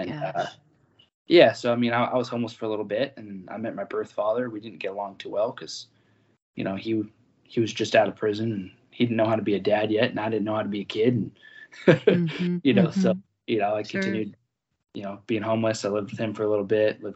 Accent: Salem, Oregon, United States; I was born in Salem, Oregon. You know, mm-hmm. live in Salem, Oregon right now

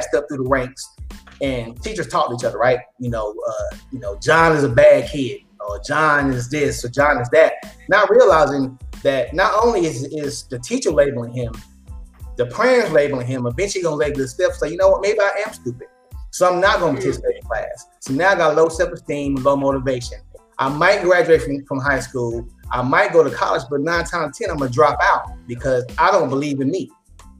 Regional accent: Dallas, Texas, United States; I come from Oak Cliff

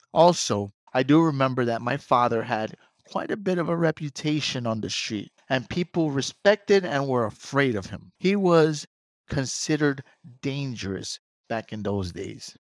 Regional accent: New York City, New York, United States; moved away as an adult; also born or lived in Brooklyn; now in Queens, New York, United States; I am from the Bronx

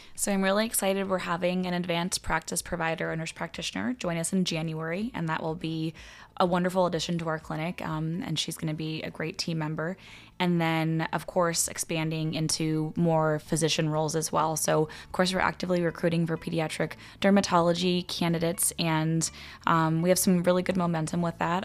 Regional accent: West Coast, United States; moved away as an adult; also born or lived in Los Angeles / Arizona / Cincinnati; now in Omaha, United States; I grew up on the West Coast um, pretty much entirely

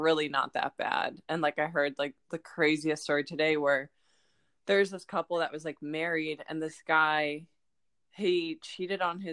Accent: Ohio, United States; I'm from Ohio

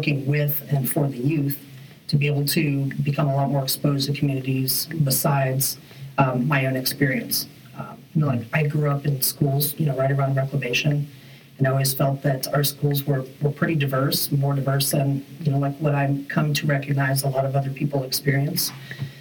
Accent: Texas, United States; also born or lived in Wyoming; I was born in Wyoming, moved to Texas in grade school.

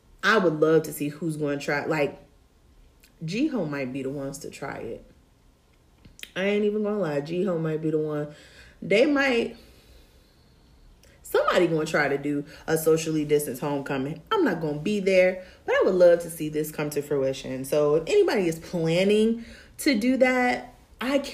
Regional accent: Tidewater 757 area, Virginia, United States; growing up in the Tidewater 757 area, like Norfolk State is it

